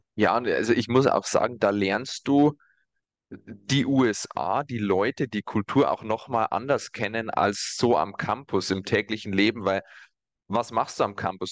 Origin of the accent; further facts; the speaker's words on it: Germany; als Deutsche